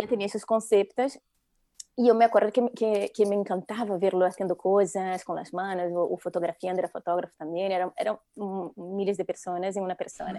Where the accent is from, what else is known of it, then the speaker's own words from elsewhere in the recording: Brazil; Spanish is a second language; moved away as an adult; now in Spain; llevo ya 22 años en España, pero bueno, por mi acento ya se ve que soy brasileña